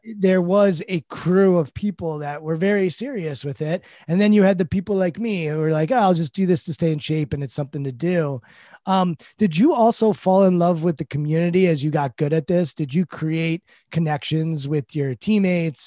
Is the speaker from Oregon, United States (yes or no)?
no; Washington, District of Columbia, United States; I grew up in Washington, D C. We have a football team here. I grew up going to games